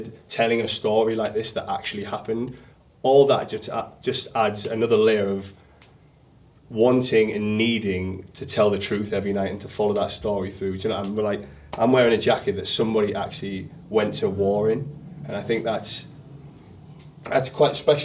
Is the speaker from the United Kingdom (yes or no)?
yes; North East England, United Kingdom; I'm from the northeast of England